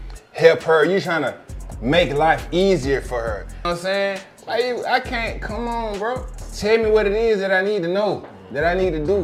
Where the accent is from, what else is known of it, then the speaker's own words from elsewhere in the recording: Atlanta, Georgia, United States; I'm from Atlanta, bro. You feel me? Like, I grew up here